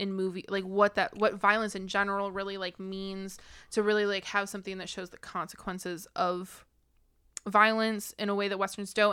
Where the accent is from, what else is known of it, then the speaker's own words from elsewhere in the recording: United States; as an American